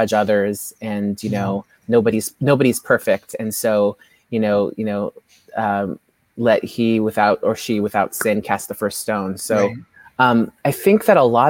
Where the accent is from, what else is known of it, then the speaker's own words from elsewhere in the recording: San Francisco, California, United States; I grew up here in San Francisco, and my parents are from Ethiopia